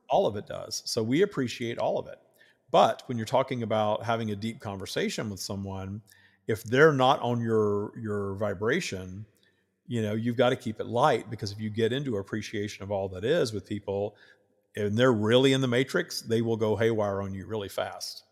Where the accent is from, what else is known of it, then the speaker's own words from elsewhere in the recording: the South, United States; I grew up in the South wi-, with the Southern Baptists